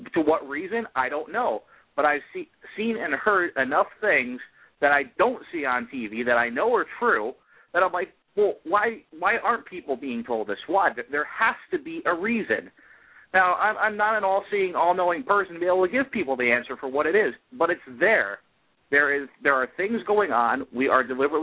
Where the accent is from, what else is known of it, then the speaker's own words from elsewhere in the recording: United States; as American